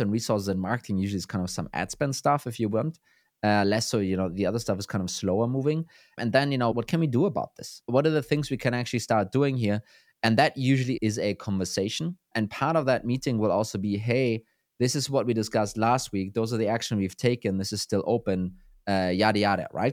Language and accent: English; Germany; I'm from Germany.